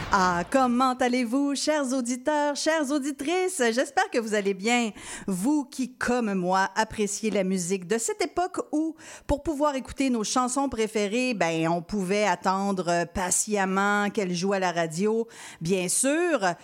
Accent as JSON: {"language": "French", "town": "Quebec City", "region": "Quebec", "country": "Canada", "said": "je viens de Québec"}